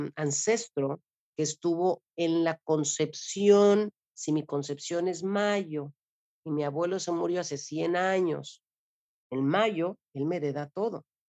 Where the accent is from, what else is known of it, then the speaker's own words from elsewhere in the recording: Mexico City, Mexico; also born or lived in Cozumel; now in Cancún, Mexico; yo soy originaria de la Ciudad de México y llegué a vivir a Cozumel hace 30 años